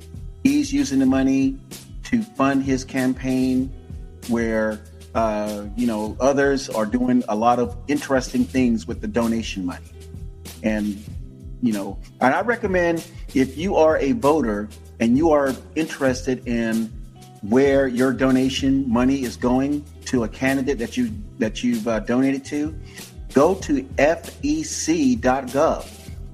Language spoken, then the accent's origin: English; Tampa, Florida, United States; Born at Tampa General Hospital in Tampa, Florida.